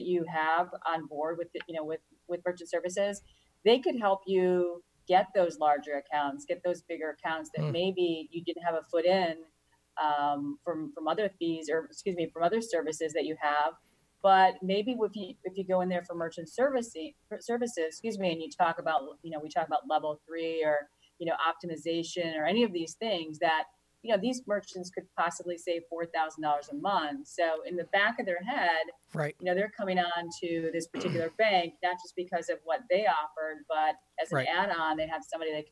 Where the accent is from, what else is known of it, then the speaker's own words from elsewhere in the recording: a suburb outside of Chicago, Illinois, United States; I worked in a suburb outside of Chicago, actually close to where I grew up